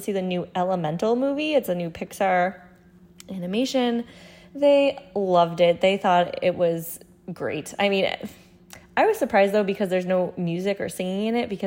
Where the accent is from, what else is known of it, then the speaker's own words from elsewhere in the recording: New England, United States; growing up in New England